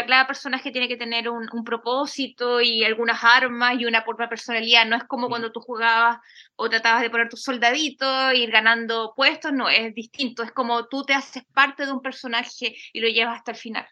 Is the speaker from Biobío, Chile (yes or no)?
yes; a town outside Concepción, Biobío, Chile; yo vivía en un pueblo apartado de Conce